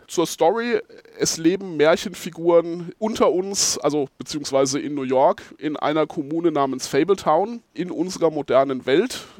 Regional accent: Geldersheim, Bavaria, Germany; ich bin äh, aus Geldersheim bei Schweinfurt

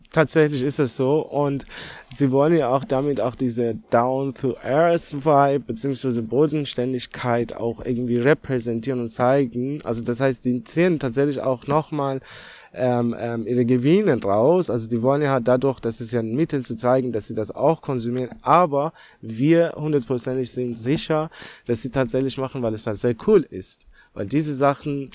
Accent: Tehran, Tehran Province, Iran; German is a second language; also born or lived in Netherlands; now in Germany; gebürtiger Iraner bin ich, also in Teheran aufgewachsen

